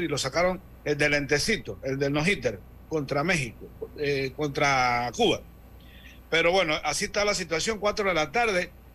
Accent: Interior, Panama; allá del interior, pero de allá de mi tierra

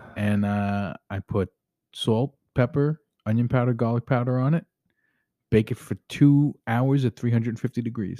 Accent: New York, United States; moved away; as a New Yorker

